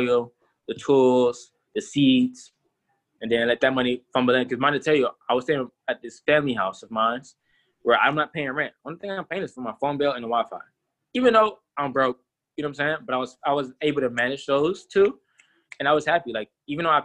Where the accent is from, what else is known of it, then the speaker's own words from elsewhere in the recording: Atlanta, Georgia, United States; also born or lived in South Carolina; I'm from Georgia. I've been in Atlanta, Clayton County, so more city-type vibes